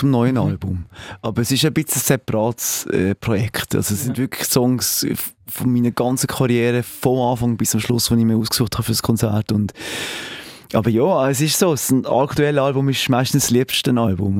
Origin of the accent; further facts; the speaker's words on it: Basel, Basel-Stadt, Switzerland; accent: Basel dialect; in Basel mit, mit unserem Dialekt